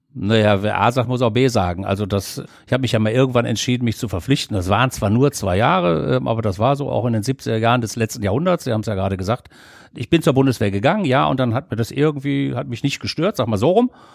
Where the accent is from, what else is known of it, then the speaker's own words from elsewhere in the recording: Düsseldorf, North Rhine-Westphalia, Germany; meine alten Heimatstadt Düsseldorf